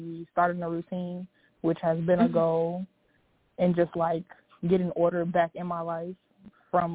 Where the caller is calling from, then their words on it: Iowa, United States; also born or lived in Chicago; I'm calling from Iowa.